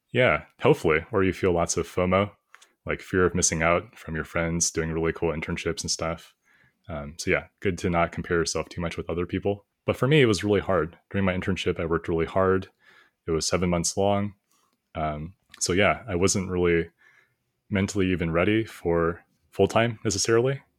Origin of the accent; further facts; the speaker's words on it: United States; I was born here in the United States, I studied a bit before in China, in elementary school and middle school during summers, uh, just for a month.